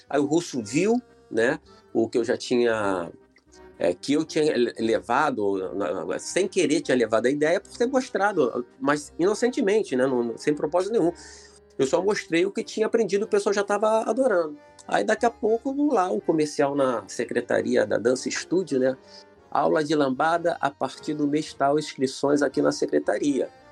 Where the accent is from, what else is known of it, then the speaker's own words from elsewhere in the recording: Irajá, Rio de Janeiro, Brazil; also born or lived in São Cristóvão, Rio de Janeiro; Eu sou lá de Irajá, entendeu? Quer dizer, eu, fui nascido e criado em São Cristóvão até uns 7, 8 anos de idade, depois fui para Irajá